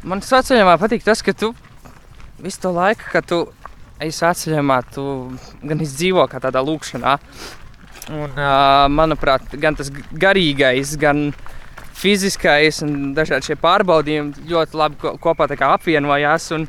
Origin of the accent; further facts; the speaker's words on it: Riga, Latvia; Nu, es nāku no Rīgas.